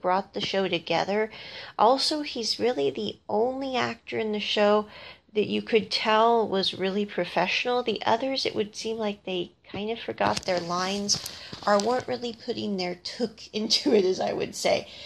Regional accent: Midwest, United States; I grew up in the Midwest

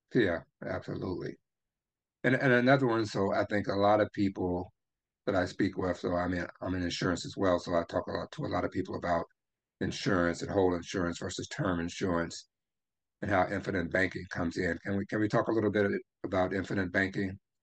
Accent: Memphis, Tennessee, United States; I grew up in Memphis, Tennessee

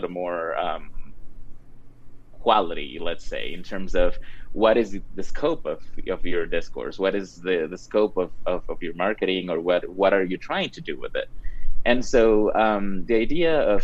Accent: Cuenca, Azuay, Ecuador; also born or lived in Wyoming; now in Colorado, United States; I'm from Cuenca, Ecuador

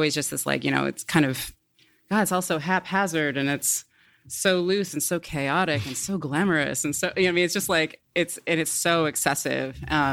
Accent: Portland, Oregon, United States; also born or lived in Beaverton, Oregon; I grew up in Portland

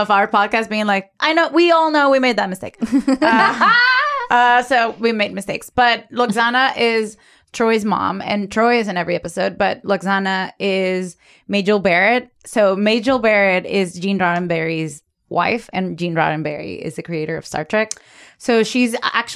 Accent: Caracas, Capital District, Venezuela; I grew up in Caracas.

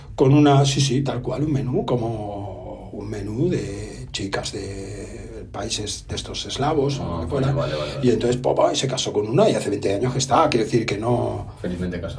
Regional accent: Catalonia, Spain; Yo soy catalán

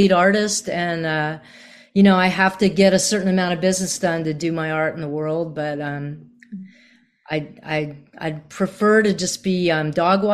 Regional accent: Virginia, United States; also born or lived in Boston; now in Nashville, United States; I grew up in Virginia

